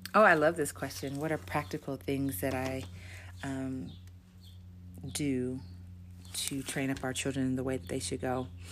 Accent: Los Angeles, California, United States; moved away as an adult; now in Namibia; I grew up in Los Angeles, California, in the USA, born and raised

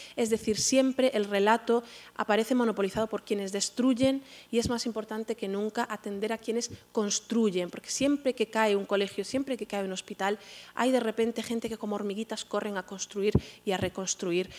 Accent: Spain; como, como, españoles, como españolas

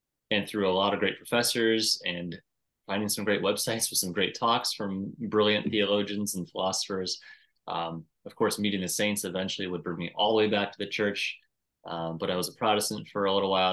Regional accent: Davenport, Iowa, United States; now in Minnesota, United States; I am in the wonderful state of Minnesota right now, though I grew up in the glorious state of Iowa

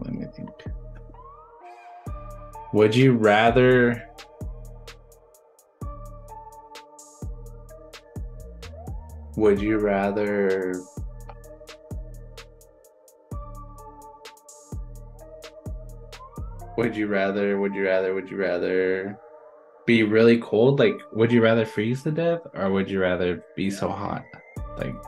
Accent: Flagstaff, Arizona, United States; moved away as an adult; I'm from Flagstaff and it snows

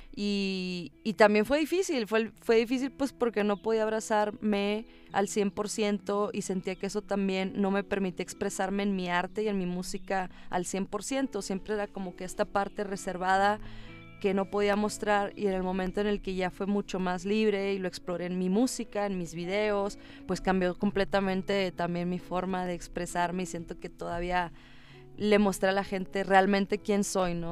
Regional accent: Monterrey, Nuevo León, Mexico; moved away as an adult; also born or lived in Los Angeles; now in Mexico City, Mexico; soy de México, soy una rapera mexicana

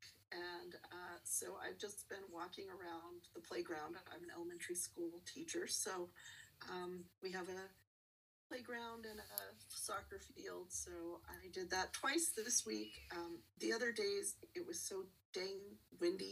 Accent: New Mexico, United States; also born or lived in Texas; I'm born and raised in New Mexico

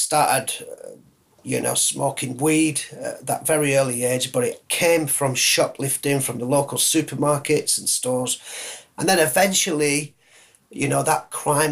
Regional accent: Leeds, Yorkshire and the Humber, United Kingdom; I'm a Yorkie, I'm a Yorkshireman

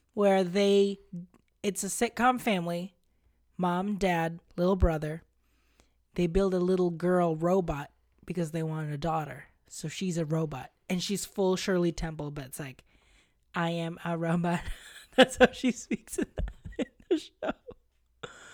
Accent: Philippines; moved away; growing up in the Philippines

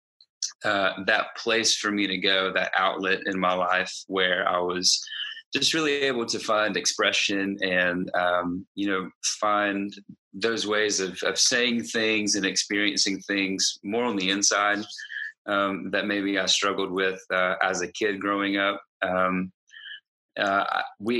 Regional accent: Greenville, South Carolina, United States; I'm from Greenville, South Carolina, and I am a full-time worship director at a church here in Greenville

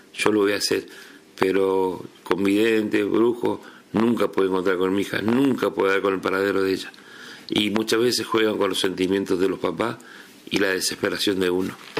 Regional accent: Río Primero, Córdoba, Argentina; now in Río Grande, Argentina; yo soy de Córdoba y viví en un pueblito que se llama Río Primero

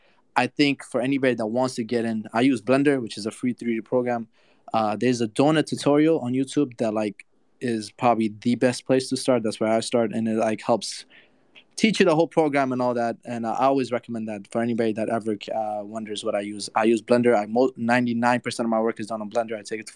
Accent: Afghanistan; now in United States; So I come from Afghanistan to the States in 2015.

